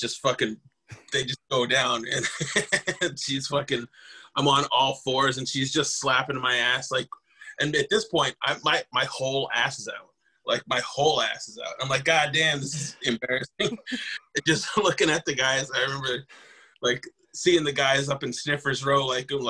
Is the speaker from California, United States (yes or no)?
no; Rosebud Reservation, South Dakota, United States; now in Sioux Falls, United States; I'm from the Rosebud Reservation. Currently I live in Sioux Falls